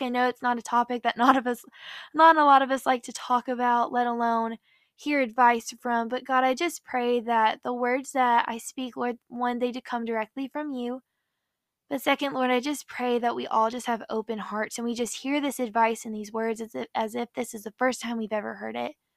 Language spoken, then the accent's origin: English; Nashville, Tennessee, United States; now in Orlando, United States; I'm from Nashville, Tennessee, currently live in Orlando.